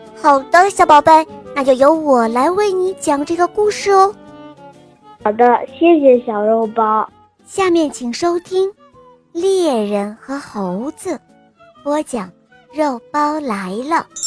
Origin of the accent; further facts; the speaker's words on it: Hohhot, Inner Mongolia, China; 我来自乌合的浩特，是，我今年六岁了